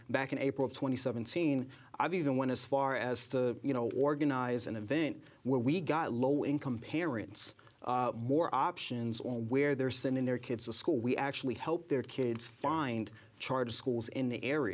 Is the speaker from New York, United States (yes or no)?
yes; New York City, New York, United States; I grew up in Brooklyn. You know, this is my home